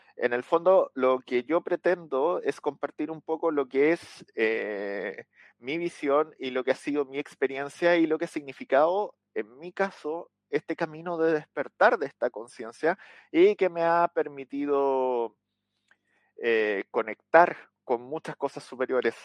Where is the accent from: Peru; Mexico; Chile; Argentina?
Chile; acá en Chile, en mi país.